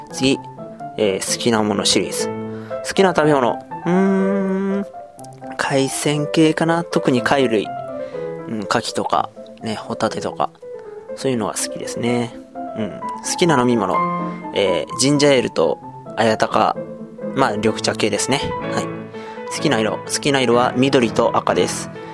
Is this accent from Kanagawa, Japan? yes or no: yes; Yokohama, Kanagawa, Japan; 生まれた場所も、今住んでる場所、横浜です。